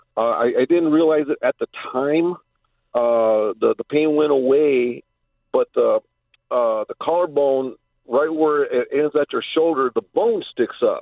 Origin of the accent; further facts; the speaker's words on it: Whittier, California, United States; also born or lived in Los Angeles; we moved to Whittier and been uh, lived there, uh, been living there ever since